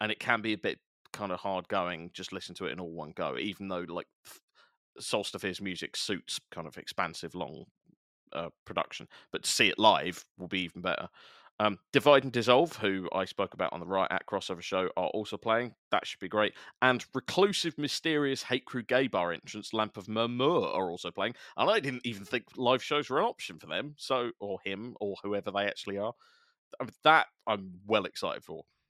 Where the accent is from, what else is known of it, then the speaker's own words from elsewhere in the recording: London, United Kingdom; I grew up in South East London as well